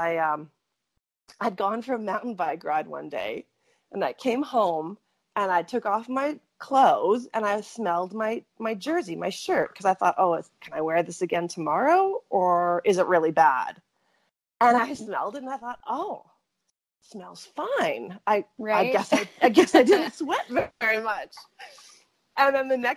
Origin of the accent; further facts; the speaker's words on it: Canada; also born or lived in Fernie, British Columbia; I was born in Canada